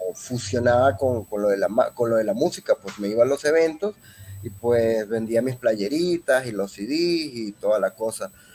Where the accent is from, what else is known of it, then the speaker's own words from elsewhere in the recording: Venezuela; also born or lived in Mexico City, Mexico / Zamora, Michoacán, Mexico; now in Guadalajara, Mexico; vengo de Venezuela, pues ya llevo cierto tiempo acá en México